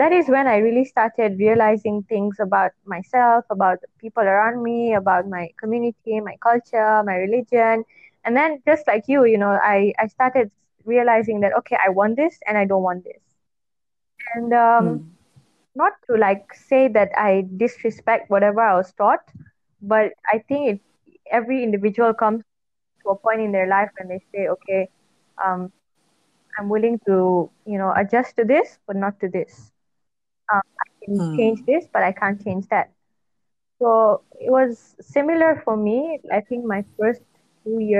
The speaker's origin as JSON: {"language": "English", "country": "Malaysia", "also_born_or_lived": "United Kingdom", "moved": "as an adult"}